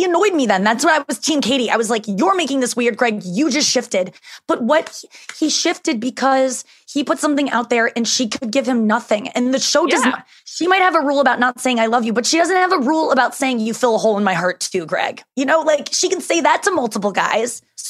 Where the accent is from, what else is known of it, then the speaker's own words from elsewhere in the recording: St. Louis, Missouri, United States; I'm from St. Louis